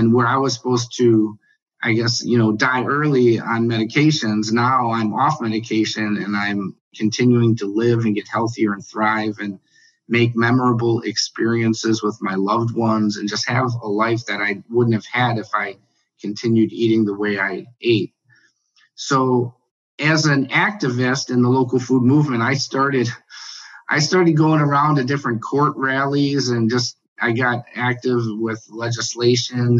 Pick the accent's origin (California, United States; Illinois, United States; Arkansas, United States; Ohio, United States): Illinois, United States; Chicago; I grew up in Chicago